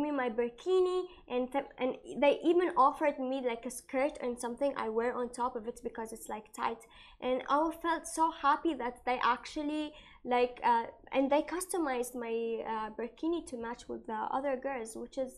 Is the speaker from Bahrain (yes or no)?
yes; Bahrain; I'm from Bahrain and I'm from a, a, Muslim background.